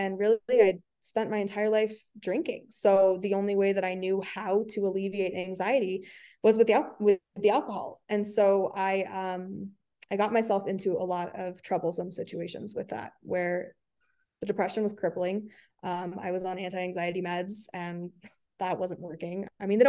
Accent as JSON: {"language": "English", "town": "Reno", "region": "Nevada", "country": "United States", "tie": "born or raised there", "also_born_or_lived": "California", "said": "I'm from Reno, Nevada, and okay. I'm still here. I lived in California for a while, but I'm back now, back in my hometown"}